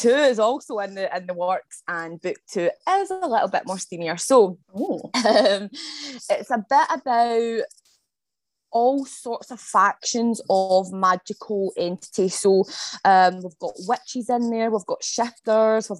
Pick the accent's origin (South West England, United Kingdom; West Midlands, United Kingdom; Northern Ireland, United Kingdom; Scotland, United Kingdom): Scotland, United Kingdom; I am from Scotland. So I'm a Scottish-based author.